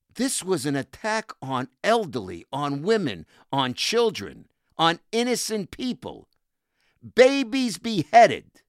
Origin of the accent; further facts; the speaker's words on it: New York City, New York, United States; I was raised in housing, in a housing project in Brooklyn, in Cheapside Bay